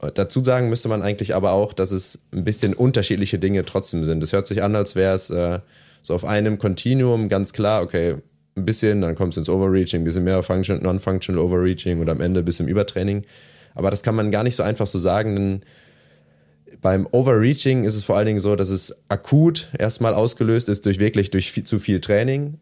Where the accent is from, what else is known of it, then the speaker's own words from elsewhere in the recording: small village near Trier, Rhineland-Palatinate, Germany; also born or lived in Bocholt; ich bin dann nicht direkt in Trier aufgewachsen, sondern im kleinen Dorf daneben